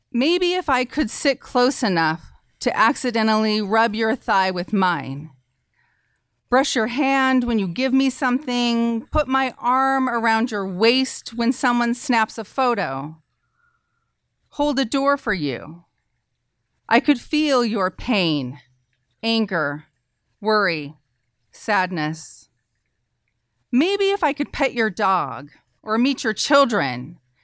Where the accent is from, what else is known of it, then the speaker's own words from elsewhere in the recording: Idaho, United States; as a woman in, growing up in Idaho and as a feminist